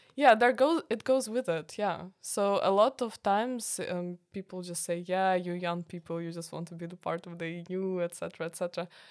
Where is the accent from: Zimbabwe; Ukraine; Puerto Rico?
Ukraine; Kyiv; moved away as an adult; now in Tilburg, Netherlands; I'm from Kiev